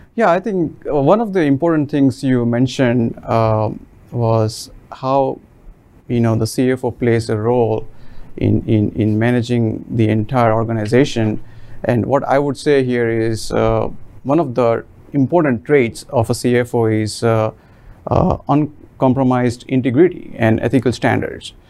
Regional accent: Mumbai, Maharashtra, India; moved away as an adult; now in United States; I'm originally from India, and I have been living in United States for almost 21 years now. Uh, I was born in the middle class family in the city of Mumbai, and where we used to own about 300 square foot of house

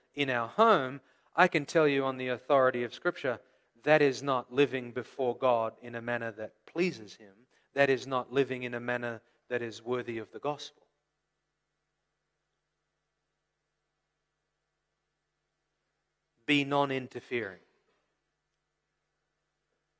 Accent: Australia; moved away; also born or lived in California; I come from Australia originally, the land of bushfires.

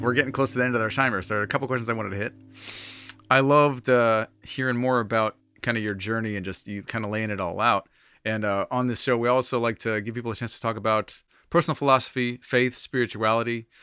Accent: United States; being an American believer

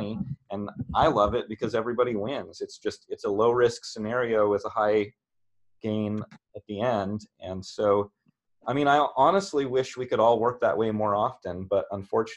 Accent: Oregon, United States; I grew up in Oregon

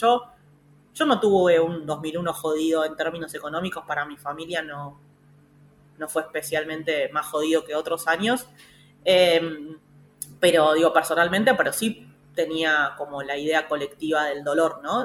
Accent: Pilar, Buenos Aires Province, Argentina; yo soy de Pilar

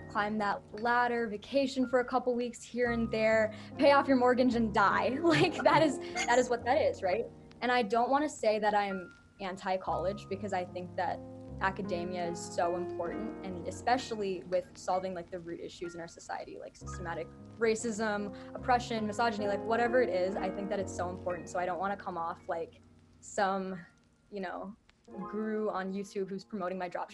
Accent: Minneapolis, Minnesota, United States; I am from Minneapolis, Minnesota. I've lived here my entire life. I was born in this area

